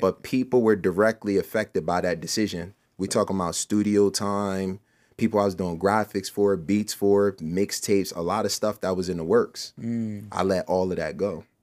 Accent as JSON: {"language": "English", "town": "Camden", "region": "New Jersey", "country": "United States", "tie": "born or raised there", "said": "I am from Camden, New Jersey"}